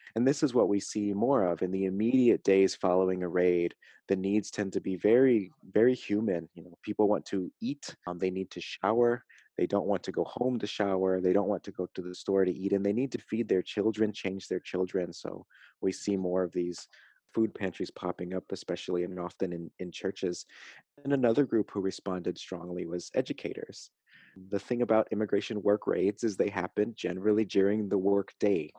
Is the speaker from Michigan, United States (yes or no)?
no; San Antonio, Texas, United States; I come from San Antonio, Texas